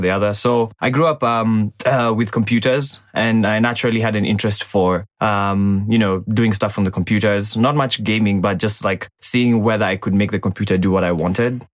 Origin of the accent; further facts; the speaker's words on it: Ongata Rongai, Kajiado County, Kenya; So I grew up in uh, Rongai. uh, that's in Kajiado County